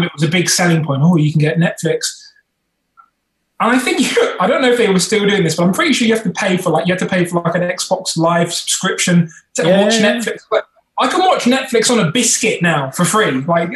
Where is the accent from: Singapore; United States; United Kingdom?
United Kingdom; we're British